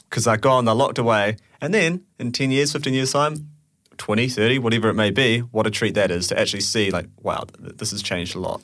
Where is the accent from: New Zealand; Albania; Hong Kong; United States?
New Zealand; moved away as an adult; now in United Kingdom; I'm from New Zealand